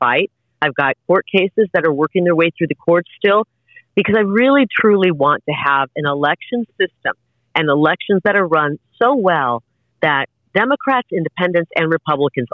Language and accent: English; Iowa, United States; moved away; a girl like me growing up in Iowa when I was a kid